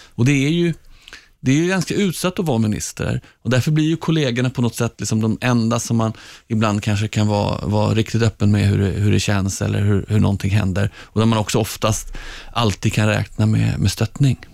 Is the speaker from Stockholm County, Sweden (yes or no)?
yes; Stockholm, Stockholm County, Sweden; Jag är uppvuxen i Hagsätra längst ut på linje 19 i Stockholms södra förorter.